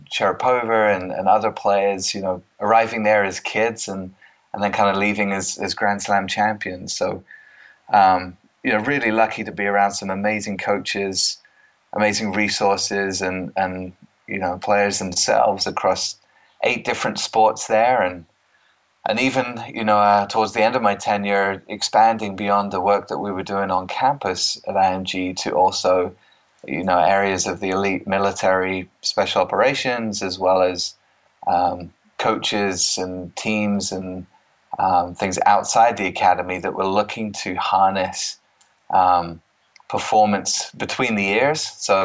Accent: East of England, United Kingdom; accent: mid-Atlantic; moved away as an adult; now in United States; I'm actually born and bred in Cambridgeshire, funnily enough, and spent most of my life there. But I'm closing in on 20 years now in the United States. So I call it a mid-Atlantic accent, so it's not really English anymore, and it's not American

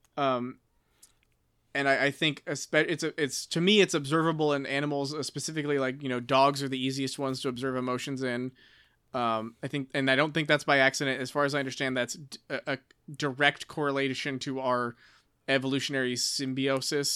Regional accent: United States; I'm just an American.

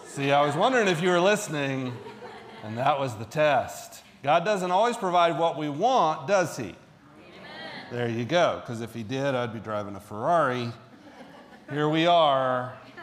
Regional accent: Central Florida, United States; moved away; I kind of grew up in the 80s. And so I and, and not here, I'm from Florida, Central Florida

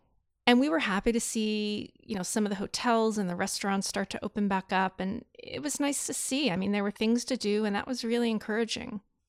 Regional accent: Manchester, Vermont, United States; now in Burlington, United States; I grew up in Manchester. And that, to me, I just love Southern Vermont so much.

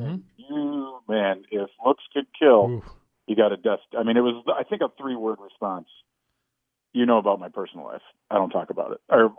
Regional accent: Racine, Wisconsin, United States; moved away

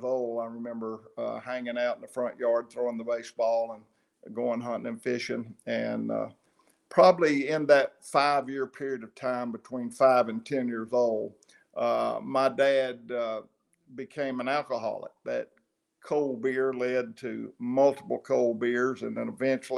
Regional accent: Maiden, North Carolina, United States; moved away; I went to Maiden High, Maiden Elementary. I hung out in Maiden until I was about 18 years old

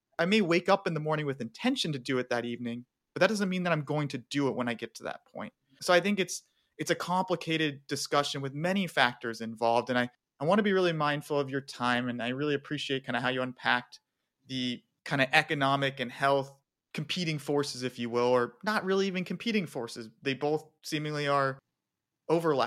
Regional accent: Phoenix, Arizona, United States; moved away; also born or lived in Tucson, Arizona; I spent 22 years of my life having been born and raised in Phoenix and living in Tucson.

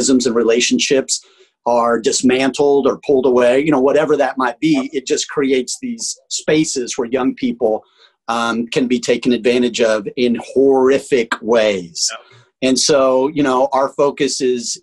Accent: Tulsa, Oklahoma, United States; moved away; also born or lived in Colorado; I'm from Tulsa, Oklahoma, but spent a lot of time in Colorado as well.

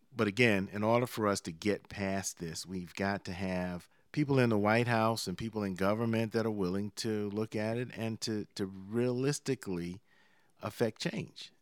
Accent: Savannah, Georgia, United States; near my hometown of Savannah

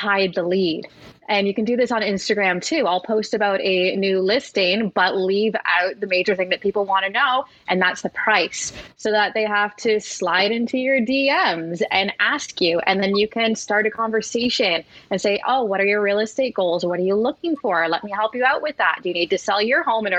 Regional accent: Gulf Coast of Florida, United States; I grew up on the Gulf Coast of Florida as a power boater

